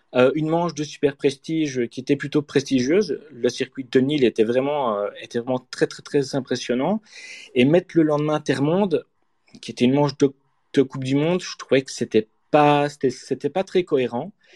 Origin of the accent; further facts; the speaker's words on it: Namur, Wallonia, Belgium; je suis Namurois